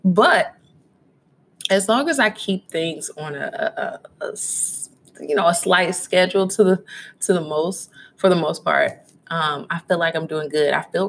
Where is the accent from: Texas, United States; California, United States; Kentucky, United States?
Kentucky, United States; Louisville; My hometown, shout out to Louisville. Shout out to all my friends from Louisville that are tuning in right now